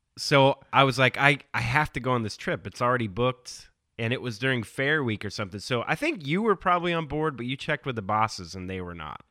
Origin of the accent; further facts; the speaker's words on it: Southern California, United States; moved away; I grew up in Southern California, I live here now